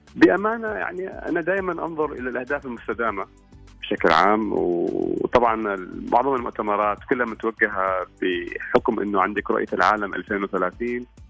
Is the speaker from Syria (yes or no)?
no; Oman; هنا عندنا في عمان